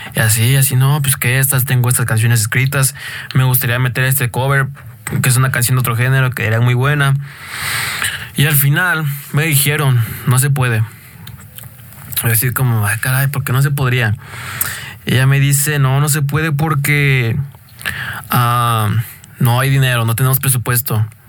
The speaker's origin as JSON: {"language": "Spanish", "region": "State of Mexico", "country": "Mexico", "said": "yo soy de aquí del Estado de México"}